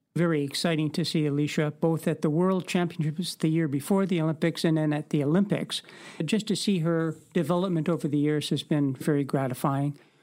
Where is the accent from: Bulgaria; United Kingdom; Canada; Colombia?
Canada; Winnipeg, Manitoba; moved away as an adult; also born or lived in Victoria; now in Parksville Qualicum Beach, Canada; We both grew up in Winnipeg and we met through our local track club.